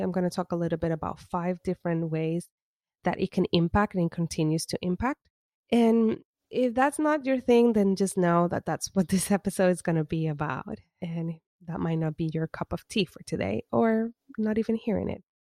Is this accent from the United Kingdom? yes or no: no; Puerto Rico; as an Afro Latina that was born and raised in Puerto Rico